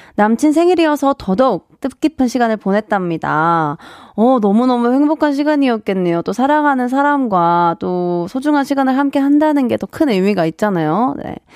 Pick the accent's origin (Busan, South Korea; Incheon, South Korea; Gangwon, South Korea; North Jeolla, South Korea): Busan, South Korea; moved away; 저의 고향인 부산도 추천해드립니다.